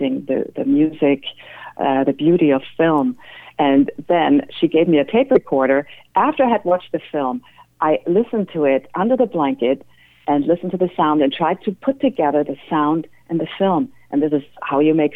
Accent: Germany; moved away; I'm originally from Germany

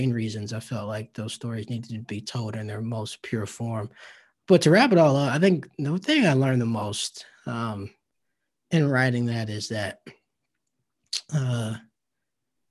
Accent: the American South, United States; growing up in the South

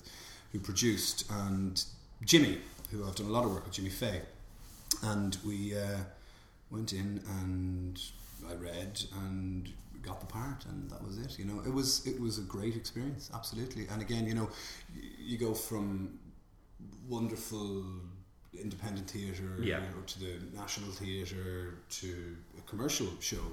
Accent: Killiney, Leinster, Ireland; we grew up in Killiney

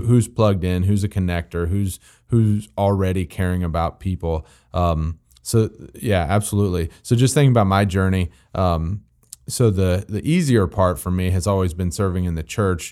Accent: Missouri, United States; I'm from Missouri

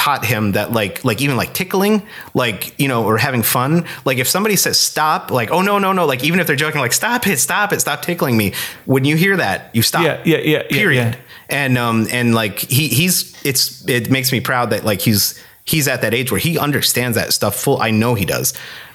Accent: Scranton, Pennsylvania, United States; moved away as an adult; also born or lived in Kutztown, Pennsylvania; now in Minneapolis, United States; growing up in Scranton

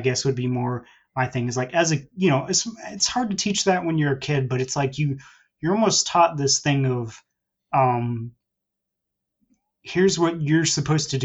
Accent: Central Texas, United States; I'm in Texas, so in the Central Texas area. So born and raised in that area

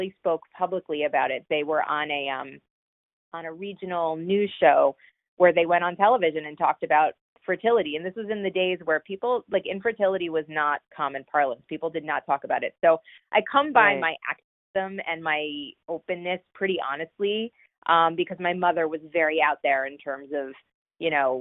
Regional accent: northern New Jersey, United States; also born or lived in Boston; So I grew up in northern New Jersey, about 30 minutes outside of Manhattan.

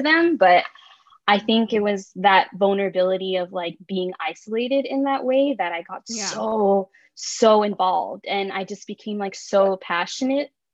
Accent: Bay Area, California, United States; now in Southern California, United States; I'm from the Bay Area, and when I moved to like SoCal

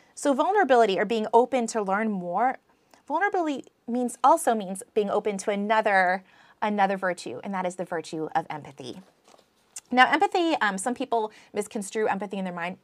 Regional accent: United States; accent: American; my American accent

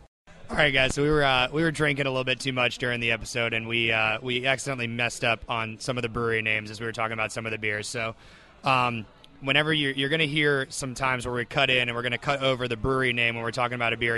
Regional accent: Stuart, Florida, United States; my hometown of Stuart, Florida.

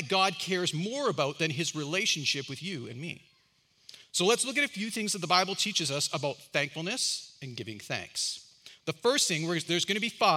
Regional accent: Canada; I'm Canadian and I'm old

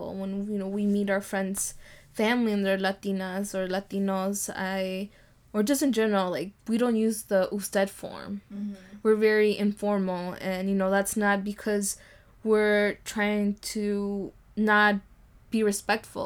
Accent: United States; a woman growing up in the United States

